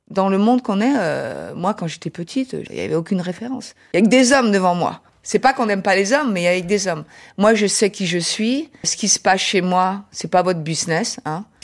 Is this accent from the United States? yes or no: yes; United States; accent: American; French is a second language; now in Paris, France; euh j'ai un petit accent américain.